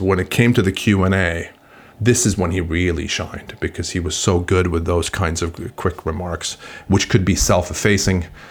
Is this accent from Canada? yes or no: no; Sweden; moved away; I'm originally from Sweden